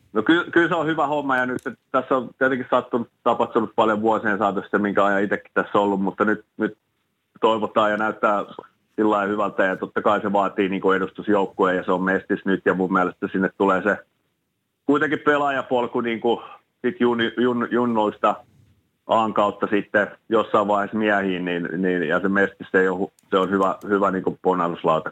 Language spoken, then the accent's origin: Finnish; Espoo, Uusimaa, Finland; moved away as an adult; also born or lived in Turku / Dallas; mä pidän kuitenkin ylpeä, ylpeänä sitä, että mä oon Espoossa kasvanut